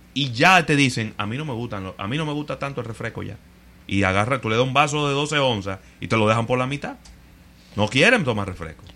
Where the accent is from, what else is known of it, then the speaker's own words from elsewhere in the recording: Dominican Republic; somos los dominicanos